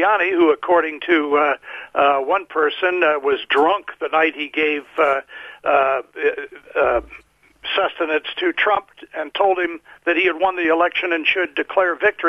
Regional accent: United States; as an American

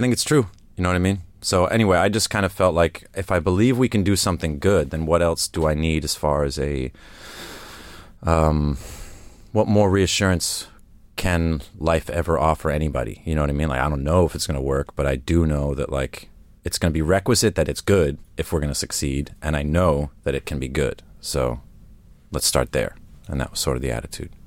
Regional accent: United States; also born or lived in Essex, England / Stokenchurch, England; now in New York, United States; I'm American by the influence that the outside world had on me growing up there, but at home, you know, Americans are foreigners to my parents.

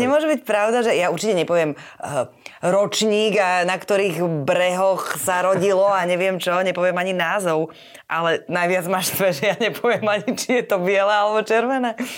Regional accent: Nitra, Nitra Region, Slovakia; Ja som z Nitry, a tam naozaj víno je súčasťou úplne všetkého od detstva, vždy bolo.

